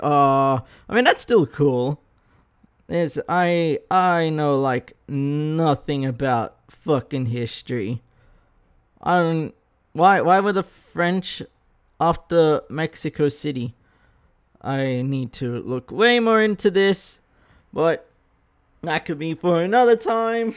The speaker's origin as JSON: {"language": "English", "country": "Australia", "accent": "Australian", "said": "Wide-ass Australian voice"}